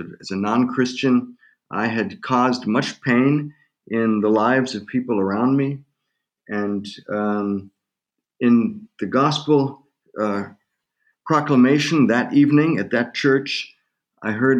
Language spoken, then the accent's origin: English; Germany; moved away as an adult; also born or lived in United States / Tulsa, Oklahoma / St. Louis; I was born in Germany and spent half of my life in Germany and half of my life in the U.S.